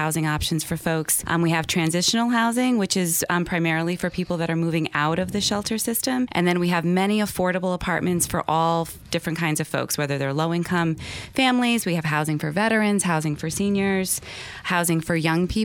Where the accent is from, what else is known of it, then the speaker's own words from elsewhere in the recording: Rhinebeck, New York, United States; So I grew up in Rhinebeck, local person here